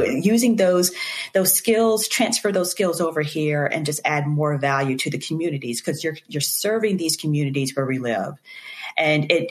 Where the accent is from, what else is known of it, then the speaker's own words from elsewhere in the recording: Eastern North Carolina, United States; I grew up in Eastern North Carolina. I'm a farm girl from Eastern North Carolina.